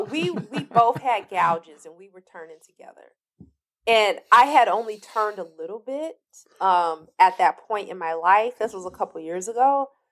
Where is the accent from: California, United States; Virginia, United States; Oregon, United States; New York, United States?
California, United States; Compton; I'm from Compton